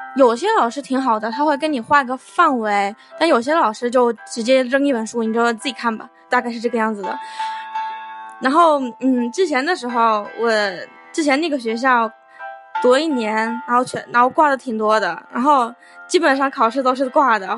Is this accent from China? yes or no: yes; Wuhan, Hubei, China; now in New Zealand; 我是从从湖北来的